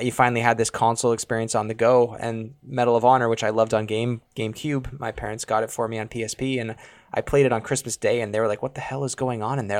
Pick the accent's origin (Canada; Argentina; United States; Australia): Canada; we're from Canada